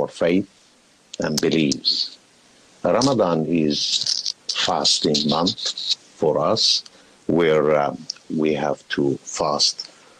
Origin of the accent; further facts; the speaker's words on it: Palestine; now in Australia; Originally, I am from Palestine, immigrated about 37, 38 years ago to Australia, enjoying the life around here.